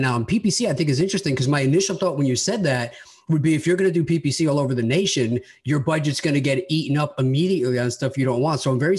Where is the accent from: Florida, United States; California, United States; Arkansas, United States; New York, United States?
New York, United States; Long Island; I grew up on Long Island and initially I was looking at New York, New York City